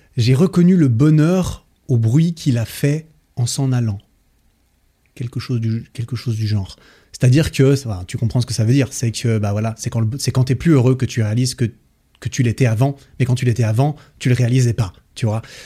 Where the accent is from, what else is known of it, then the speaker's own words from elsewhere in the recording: Switzerland; chez moi, en Suisse